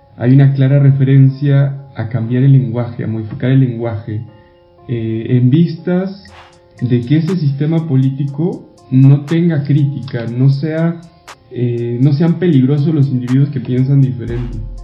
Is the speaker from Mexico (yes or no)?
yes; Mexico; moved away; yo soy mexicano, todos lo saben acá